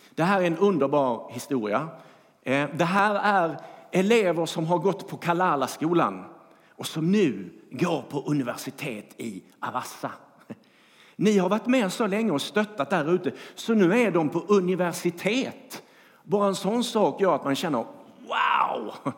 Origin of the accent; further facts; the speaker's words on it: Skåne, Sweden; now in Bankeryd, Sweden; jag är skåning